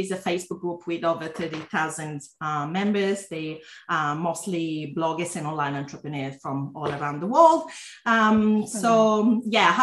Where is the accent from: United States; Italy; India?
Italy; English is a second language; moved away as an adult; now in Melbourne, Australia; I'm originally from Italy, if you have a bit of an accent, but I've studied and worked in different countries. And I'm now based in Melbourne, Australia.